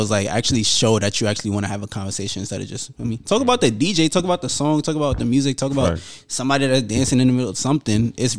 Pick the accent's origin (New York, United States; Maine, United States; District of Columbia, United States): New York, United States; Yeah, like the culture and dialect of living in New York, growing up in New York.